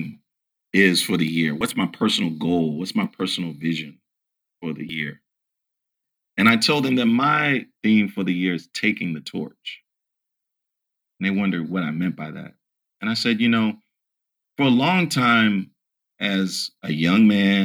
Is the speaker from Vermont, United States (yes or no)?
no; Virginia, United States; I'm from Virginia